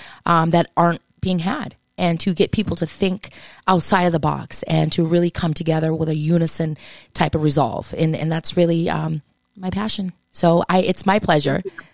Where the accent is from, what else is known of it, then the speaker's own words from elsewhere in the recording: Massachusetts, United States; I did it, and I'm from Massachusetts.